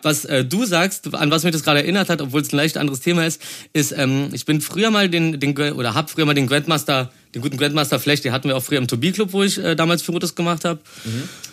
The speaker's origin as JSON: {"language": "German", "region": "Berlin", "country": "Germany", "tie": "born or raised there", "said": "ich komme aus dem Märkischen Viertel"}